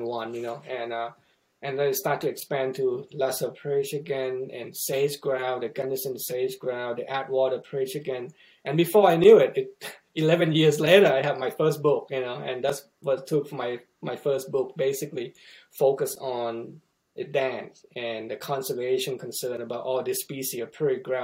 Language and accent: English; Thailand; moved away as an adult; now in Missouri, United States; where I grew up in Thailand